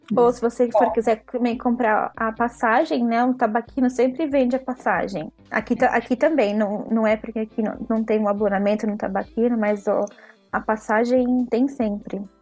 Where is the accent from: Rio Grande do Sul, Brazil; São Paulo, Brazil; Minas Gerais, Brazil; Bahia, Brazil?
São Paulo, Brazil; moved away as an adult; also born or lived in Rome, Italy; now in Italy; porque eu sou de São Paulo, né? No Brasil, eu era de São Paulo